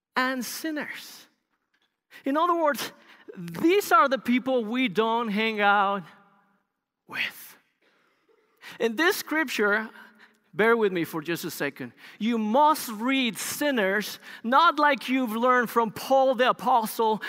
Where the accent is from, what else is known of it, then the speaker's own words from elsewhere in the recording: Bogota, Colombia; English is a second language; moved away as an adult; also born or lived in Los Angeles, United States; now in United States; Bogota, which is the capital, is a large city, um, in Colombia. I grew up there